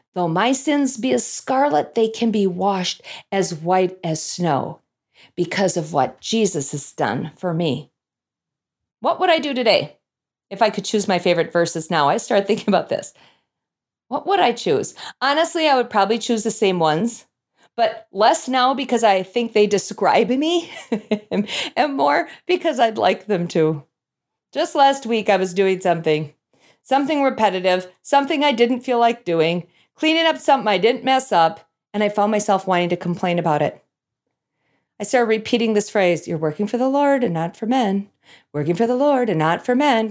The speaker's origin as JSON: {"language": "English", "town": "North Saint Paul", "region": "Minnesota", "country": "United States", "tie": "born or raised there", "said": "I grew up in North Saint Paul, Minnesota, which is a suburb, as you could probably guess, of the capital city, Saint Paul."}